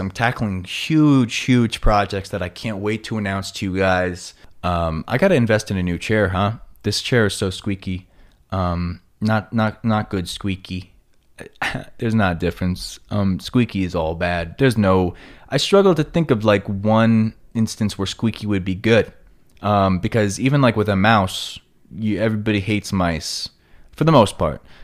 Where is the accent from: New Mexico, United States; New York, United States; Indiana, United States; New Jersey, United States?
New York, United States; Long Island; accent: New York; moved away as an adult; now in Los Angeles, United States; my block on Long Island